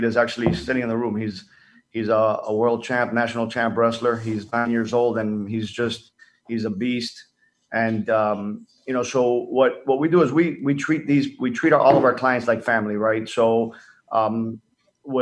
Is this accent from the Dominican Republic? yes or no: yes; Dominican Republic; I grew up in the Dominican Republic